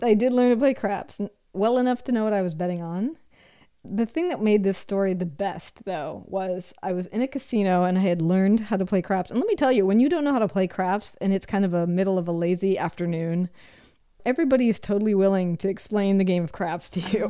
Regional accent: Minnesota, United States; moved away; I'm also from the Midwest. And when I was a child in the Midwest, learning how to shoot a gun was part of gym class

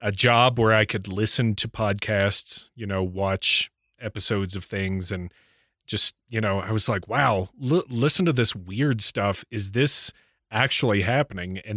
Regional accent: Kentucky, United States; I was from Kentucky.

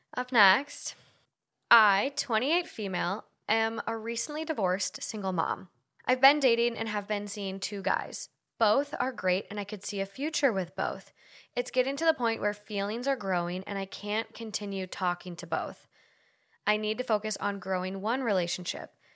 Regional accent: Duluth, Minnesota, United States; moved away as an adult; now in Los Angeles, United States; I moved from Duluth to the University of Minnesota in the cities

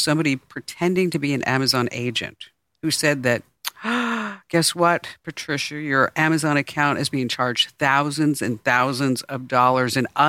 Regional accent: New York City, New York, United States; You know what a New Yorker is. I'm a New Yorker.

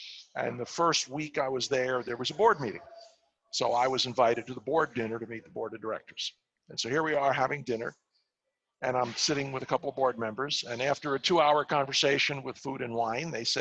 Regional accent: New York City, New York, United States; I'm a New Yorker. I grew up in Far Rockaway, Queens

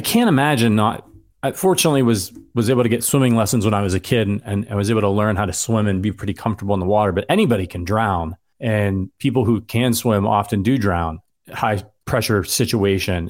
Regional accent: Northeast Ohio, United States; I'm from Northeast Ohio

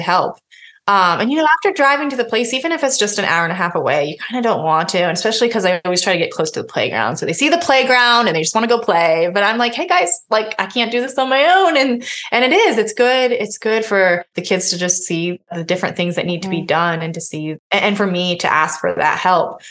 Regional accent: Pennsylvania, United States; now in Indiana, United States; I was born in Pennsylvania. Mm-hmm. So I've spent a lot of time on the East Coast and a lot of time now in the Midwest.

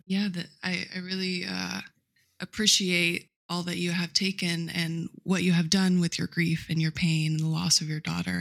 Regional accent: Midwest, United States; I grew up in the Midwest on a cattle farm

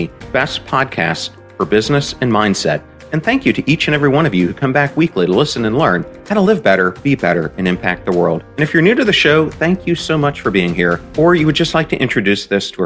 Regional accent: York, Pennsylvania, United States; I grew up in York, Pennsylvania.

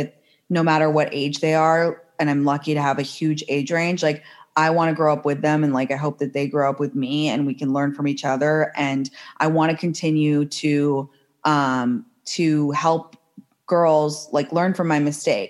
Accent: London, United Kingdom; also born or lived in San Francisco / New York; now in Los Angeles, United States; I'm from London to begin

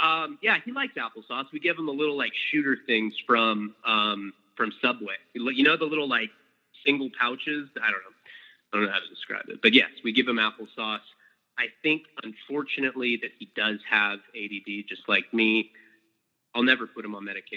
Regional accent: Santa Barbara, California, United States; also born or lived in Boston, Massachusetts; I was born in Boston, Massachusetts, and I'm an only child. We moved out to California, Santa Barbara, California, when I was 3 years old

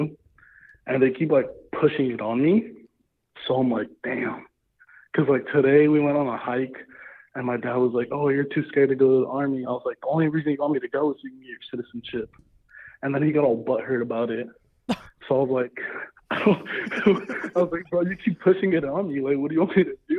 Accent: Los Angeles, California, United States; I'm from

